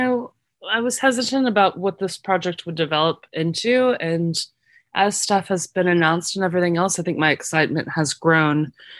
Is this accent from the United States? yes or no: yes; Austin, Texas, United States; moved away as an adult; now in Houston, United States; I grew up in Austin. I went to college at University of Texas